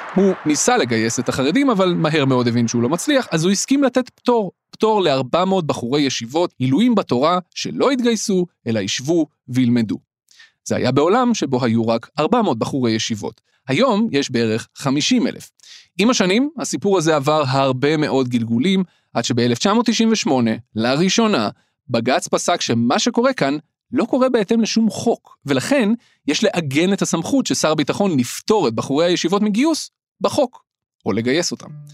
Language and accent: Hebrew; Petah Tikva, Central District, Israel; moved away; גדלתי בפתח תקווה